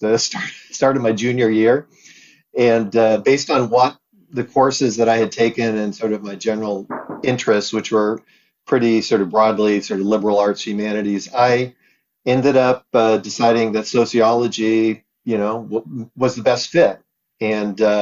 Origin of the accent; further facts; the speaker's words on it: Sanger, California, United States; also born or lived in Wichita, Kansas; we moved to Sanger, California. It's a small farming community, 13 miles east of Fresno